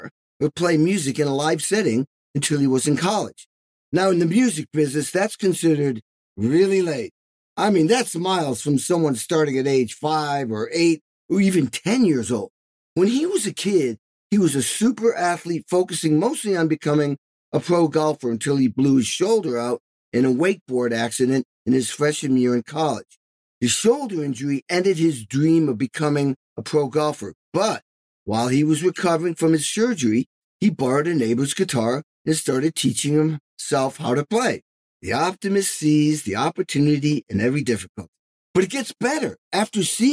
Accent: Western Massachusetts, United States; also born or lived in Albany; I grew up in Western Mass

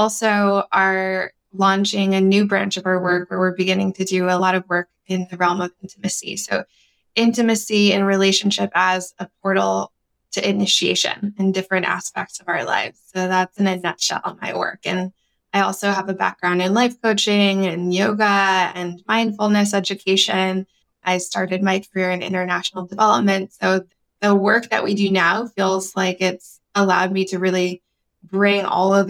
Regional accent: United States; I'm Peruvian American, first generation in the US

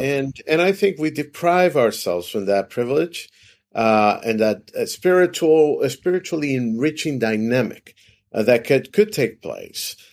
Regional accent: Venezuela; born or raised there; moved away as an adult; also born or lived in Brazil; now in United States

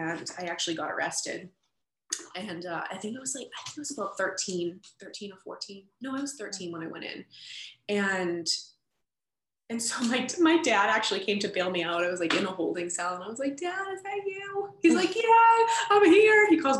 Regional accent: Boston, Massachusetts, United States; I grew up in Boston and went into foster care around age 13

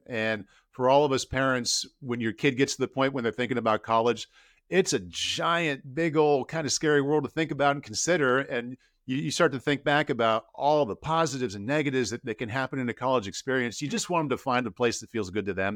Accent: Iowa City, Iowa, United States; I grew up in Iowa City, Iowa

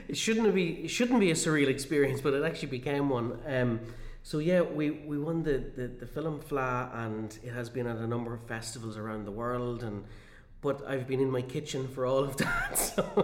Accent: Cavan, Ulster, Ireland; my hometown, in my home county

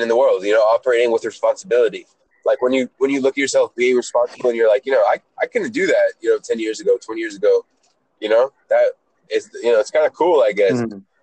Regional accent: Atlanta, Georgia, United States; also born or lived in Israel; I'm Israeli. I was born in Israel, age five. I uh, went to Atlanta. I was an immigrant

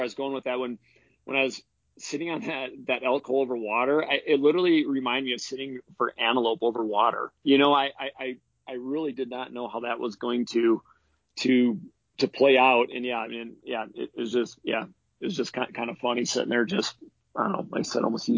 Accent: Wisconsin, United States; moved away as an adult; now in Wyoming, United States; I grew up in Wisconsin hunting whitetails

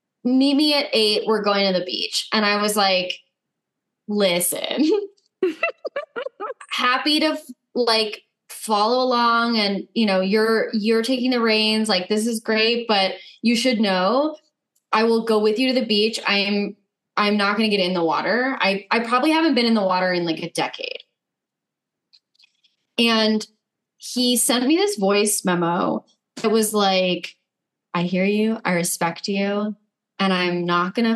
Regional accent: Los Angeles, California, United States; born or raised there

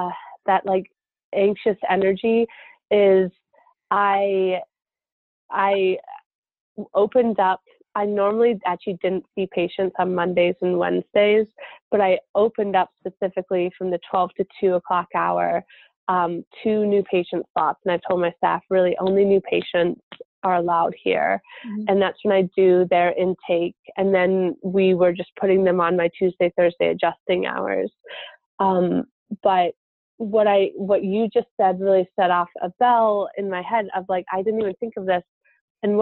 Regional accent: Kalamazoo, Michigan, United States; my hometown here in Kalamazoo

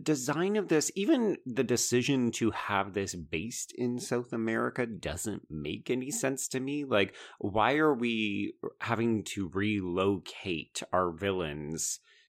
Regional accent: Canada; as a Canadian.

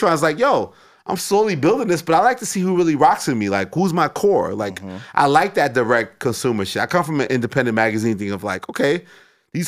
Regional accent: New York City, New York, United States; moved away as an adult; now in California, United States; I'm from Queens

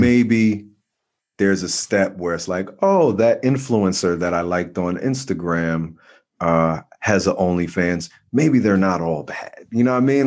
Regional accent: New Jersey, United States; I'm from Jersey

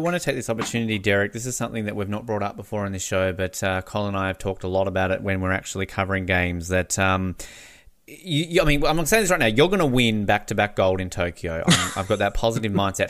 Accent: Australia; As an Australian

